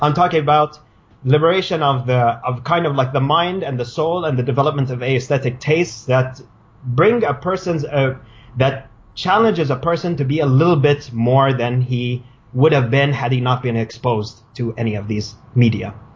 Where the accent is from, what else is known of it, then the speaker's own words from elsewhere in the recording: Riyadh, Riyadh Province, Saudi Arabia; moved away as an adult; also born or lived in Cairo, Egypt; I come from uh, Saudi Arabia. I was born and raised in Riyadh.